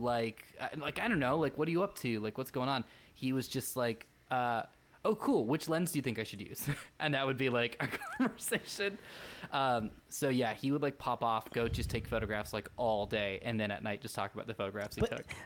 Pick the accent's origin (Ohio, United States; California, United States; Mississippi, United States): California, United States; we are from California